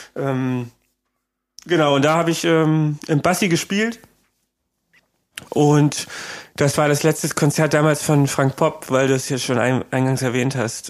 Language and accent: German; Creuzburg, Thuringia, Germany; moved away as an adult; also born or lived in Eisenach; now in Berlin, Germany; bei uns in Eisenach, also das war die nächstgrößere Stadt von Kreuzburg, die war so zehn Kilometer weg